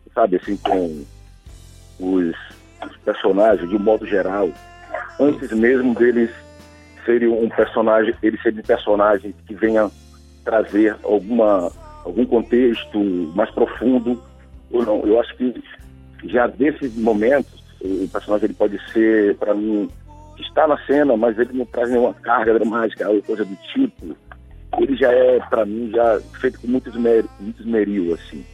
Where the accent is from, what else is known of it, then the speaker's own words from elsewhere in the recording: hometown with the Negro Fugido festival, Bahia, Brazil; also born or lived in Salvador; lá na minha terra, ainda criança, a gente tem um, no mês de agosto um evento itinerante chamado Negro Fugido.